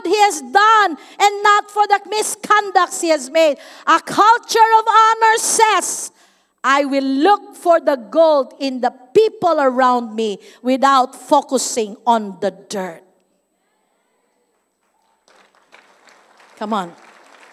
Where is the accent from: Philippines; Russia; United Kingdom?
Philippines; Davao City, Davao Region; I'm from Davao City